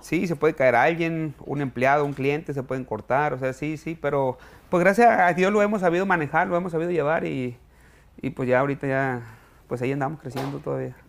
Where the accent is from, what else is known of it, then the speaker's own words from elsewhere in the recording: Villa Juárez, Sinaloa, Mexico; moved away as an adult; also born or lived in Culiacán, Sinaloa / Riverside, California; now in United States; Yo viví toda mi juventud en, Villajuárez, Juárez, Campo Gobierno, y eh, me fui a estudiar mercadotecnia a Culiacán